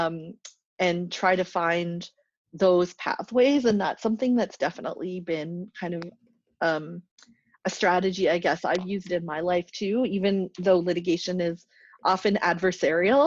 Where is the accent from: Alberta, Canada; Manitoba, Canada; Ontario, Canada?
Alberta, Canada; Grande Prairie; I grew up in Grand Prairie, Alberta